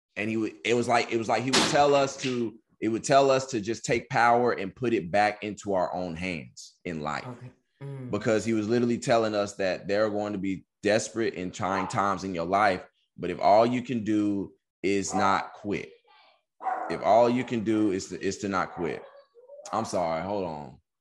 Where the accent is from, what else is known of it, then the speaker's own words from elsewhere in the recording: Texas, United States; moved away as an adult; also born or lived in California; I'm from Texas. I'm going to school in California. I ain't got no family.